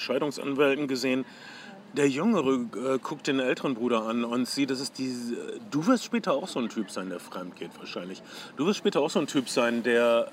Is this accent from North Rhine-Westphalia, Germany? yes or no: yes; Ostwestfalen-Lippe, North Rhine-Westphalia, Germany; Ich komme aus der Gegend Ostwestfalen-Lippe